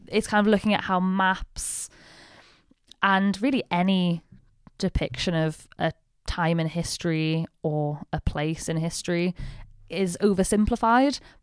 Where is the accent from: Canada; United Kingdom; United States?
United Kingdom; the north of England; I'm British. I very much identify as, like, a Northern English person.